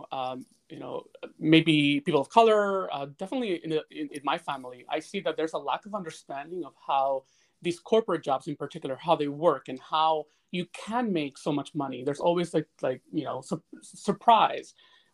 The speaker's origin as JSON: {"language": "English", "town": "Bronx", "region": "New York", "country": "United States", "tie": "born or raised there", "said": "And that's what I saw when I was growing up in the Bronx."}